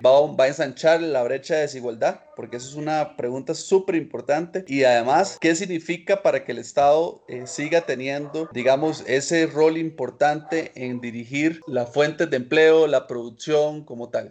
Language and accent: Spanish; Costa Rica